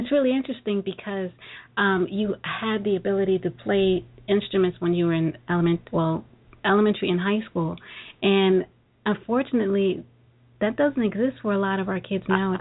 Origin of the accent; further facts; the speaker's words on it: New York City, New York, United States; Brooklyn girl